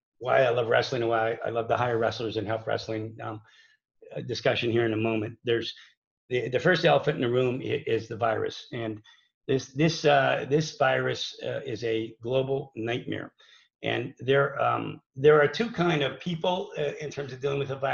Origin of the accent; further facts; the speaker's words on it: New Kensington, Pennsylvania, United States; moved away as an adult; also born or lived in North Carolina; I'm from New Kensington, Pennsylvania, so I'm from the WPIL. I wrestled at Valley High School.